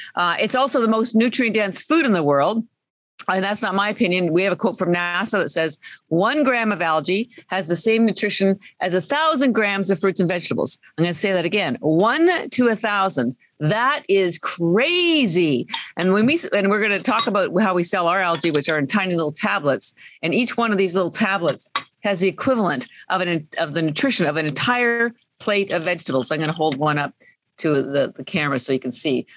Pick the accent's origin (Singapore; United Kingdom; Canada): Canada; moved away; I'm Canadian